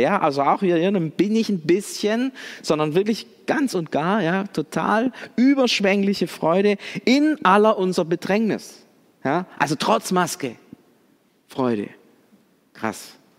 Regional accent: Swabia, Baden-Württemberg, Germany; wir sind Deutsche oder sogar Schwaben

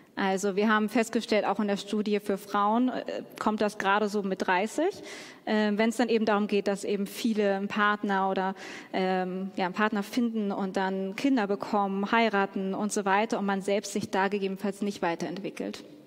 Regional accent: Hamburg, Germany; Ich komme ja aus Hamburg und Hamburg ist die Single-Hochburg Deutschlands.

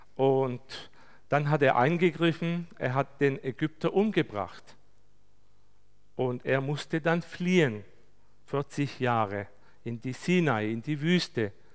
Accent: Turkey; bei uns in der Türkei

